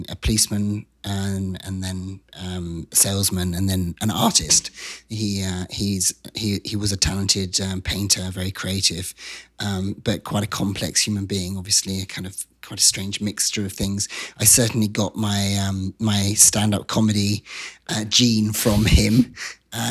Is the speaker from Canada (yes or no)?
no; Wiltshire, South West England, United Kingdom; moved away; I grew up in an area of England called Wiltshire